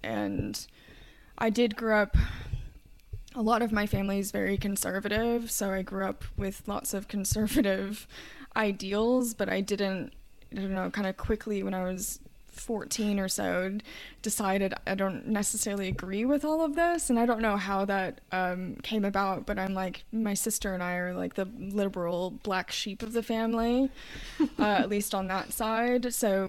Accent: Kentucky, United States; And you know, growing up in Kentucky, there's quite a lot of stereotypes in terms of like horseback riding and horse racing.

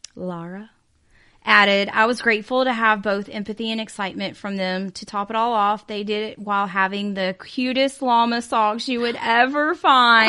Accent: the South, United States; we were raised in the South

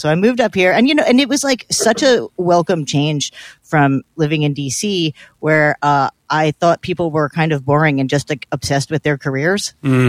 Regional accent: New Brunswick, New Jersey, United States; also born or lived in New York / Washington, D.C.; You know, I grew up in Jersey, as you know, New Brunswick.

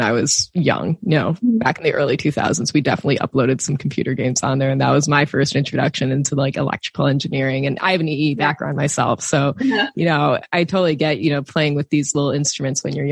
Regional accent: Wisconsin, United States; I grew up in Wisconsin, which is best known for its cheese as well

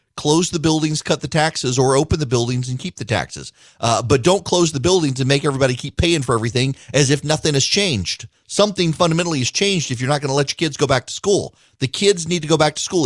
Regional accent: United States; We're Americans. We're not British

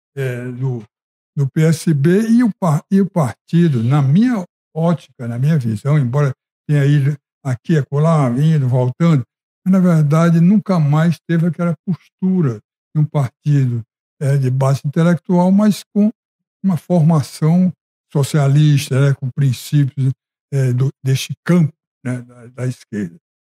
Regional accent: Ceará, Brazil; Eu, como cearense

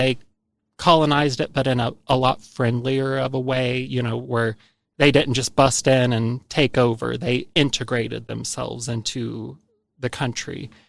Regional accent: United States; accent: Hillbilly

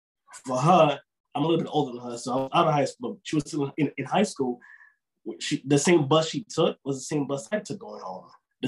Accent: Bronx, New York, United States; I was in the streets wilding, you know, being in the Bronx, growing up in the Bronx at that time. And I'm also a twin

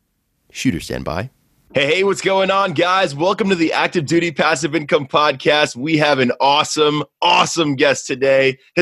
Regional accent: New York, United States; I grew up in New York. I grew up in New York. It's my old stomping grounds. I'm from the Bronx.

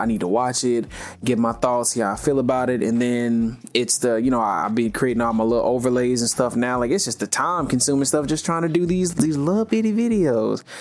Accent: the South, United States; I'm from the South

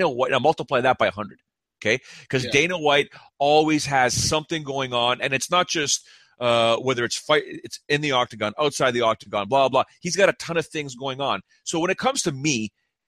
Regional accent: Canada; I'm just a Canadian dude. I'm just a Canadian guy living north of Toronto

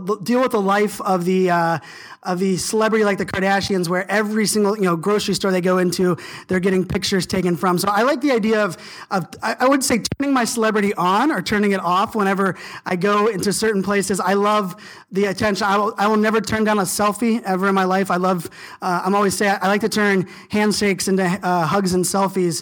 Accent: Virginia Beach, Virginia, United States; I was a surfer growing up in Virginia Beach

